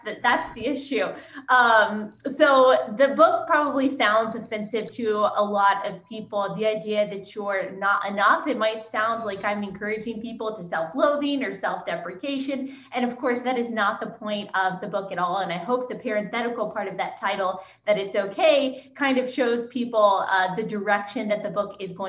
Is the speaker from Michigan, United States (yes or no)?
no; Texas, United States; also born or lived in Southeast United States; I was born and raised in Texas